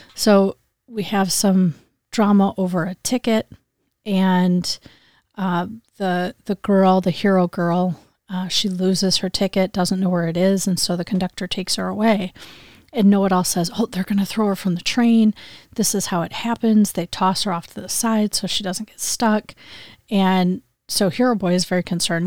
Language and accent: English; Grand Rapids, Michigan, United States; he's from Grand Rapids, Michigan. So he's from my hometown.